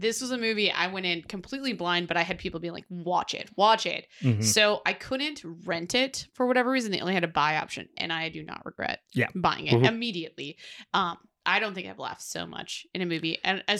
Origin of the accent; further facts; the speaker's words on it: Western New York, United States; moved away; I'm from Western New York.